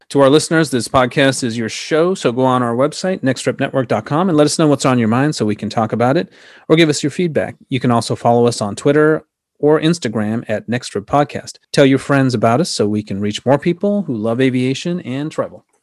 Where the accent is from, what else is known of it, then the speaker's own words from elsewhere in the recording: Sri Lanka; moved away; I was born in Sri Lanka